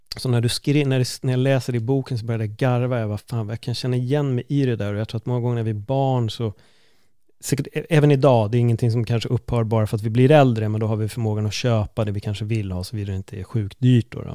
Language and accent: Swedish; Stockholm, Stockholm County, Sweden; vi är ju från Stockholm, det är inte så jättestort